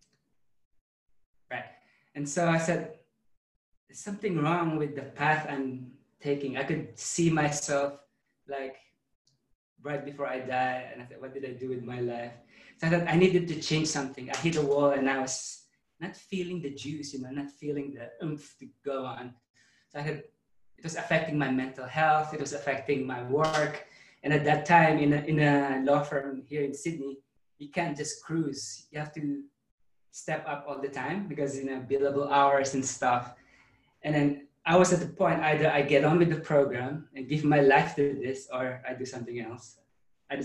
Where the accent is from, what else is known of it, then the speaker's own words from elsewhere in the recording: Philippines; moved away; I grew up in the Philippines, Catholic.